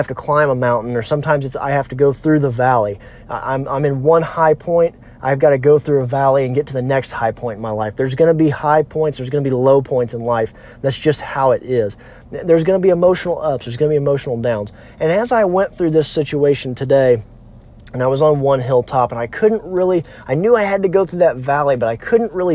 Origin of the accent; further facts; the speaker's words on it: Missouri Ozarks, United States; I'm from the Missouri Ozarks, so we have a lot of hills